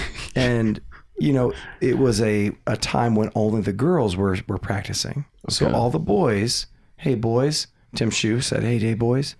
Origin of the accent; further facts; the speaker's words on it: Kidron, Ohio, United States; we're from Kidron